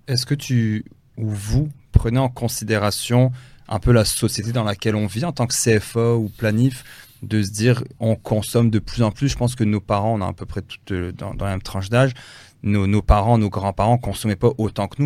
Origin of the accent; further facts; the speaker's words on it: France; je suis né en France